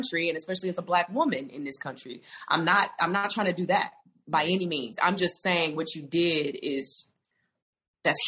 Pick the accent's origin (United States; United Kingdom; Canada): United States; the South; I come from the South